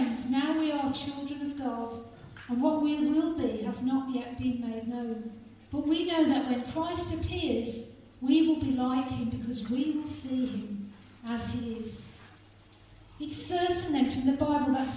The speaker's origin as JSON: {"language": "English", "town": "Halesowen", "region": "West Midlands", "country": "United Kingdom", "tie": "born or raised there", "said": "in the church that I grew up in Halesowen"}